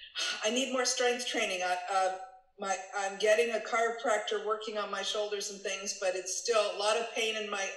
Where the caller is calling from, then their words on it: Fremont, California, United States; I'm in Fremont, California, in the San Francisco Bay Area.